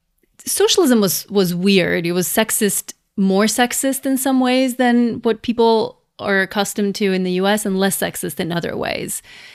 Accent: Skopje, North Macedonia; moved away as an adult; now in United States; I was born and raised in Macedonia, which is a small country in Southeast Europe that used to be part of Yugoslavia. And I lived there until I was 24. So I moved here for my PhD

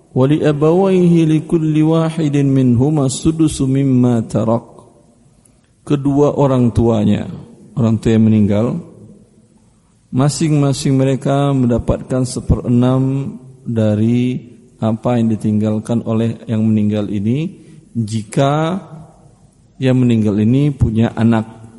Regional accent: West Sumatra, Indonesia; Saya alhamdulillah orang Minang juga. Ibu saya sukunya Tanjung, bapak saya sukunya Koto.

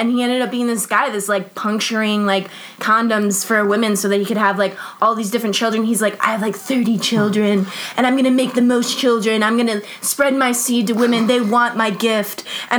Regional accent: Cleveland, Ohio, United States; I'm from Cleveland.

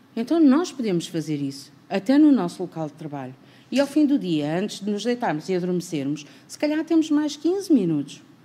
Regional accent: Portugal; nós somos portugueses

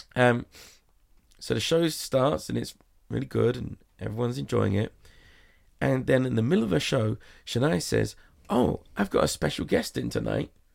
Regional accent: England, United Kingdom; now in Las Vegas, United States; I'm English

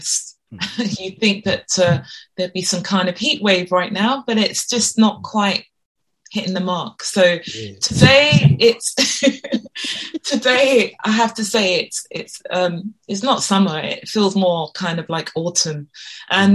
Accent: London, United Kingdom; this is where I was born and raised

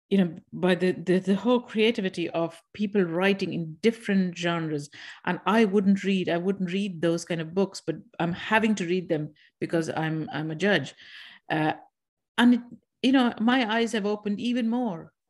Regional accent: India; moved away as an adult; now in Ireland; I'm from India

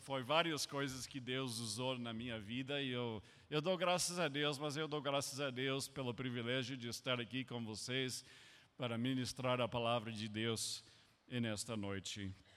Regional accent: United States; Portuguese is a second language; moved away as an adult; also born or lived in Brazil; eu como americano

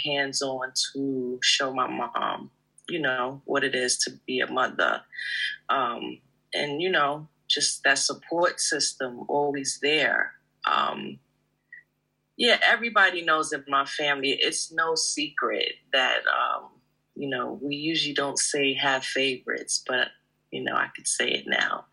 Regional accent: United States; I'm from the States

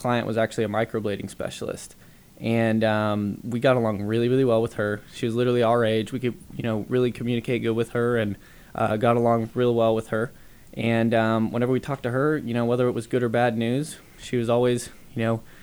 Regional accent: Dallas, Texas, United States; moved away as an adult; also born or lived in Lubbock, Texas; Dallas, Texas. We're from Dallas, Texas.

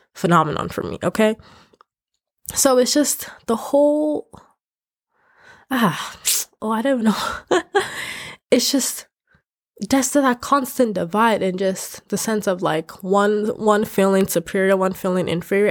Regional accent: Nigeria; now in United States; I'm Nigerian, but I'm also Yoruba and I'm also I, I'm also Ishan

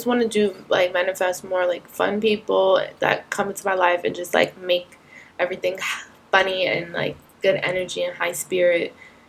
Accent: Wilmington, North Carolina, United States; now in New York, United States; Wilmington, North Carolina.

